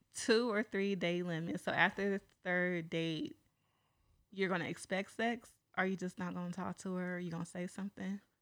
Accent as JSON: {"language": "English", "town": "San Pablo", "region": "California", "country": "United States", "said": "I'm from San Pablo"}